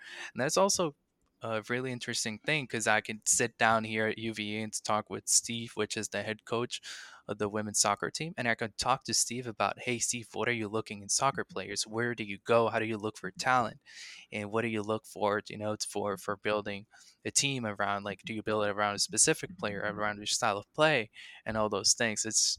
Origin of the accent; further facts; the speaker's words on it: Puerto Rico; I'm from Puerto Rico, and the resources we have there can't be be compared to the resources that are here in the States.